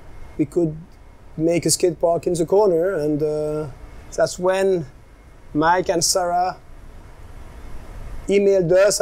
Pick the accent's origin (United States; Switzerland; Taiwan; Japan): Switzerland; English is a second language; also born or lived in France; now in Nosara, Costa Rica; I was born in Switzerland, speak French